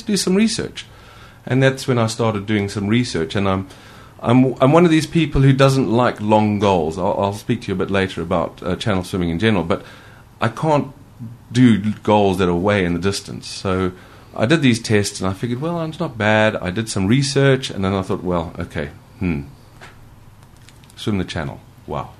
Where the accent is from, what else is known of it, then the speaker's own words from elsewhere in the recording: Zimbabwe; now in United Kingdom; growing up in Africa, I did used to swim for my school